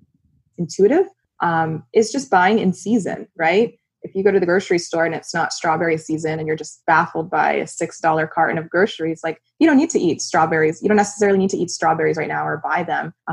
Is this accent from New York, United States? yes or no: no; South Florida, United States; I grew up in South Florida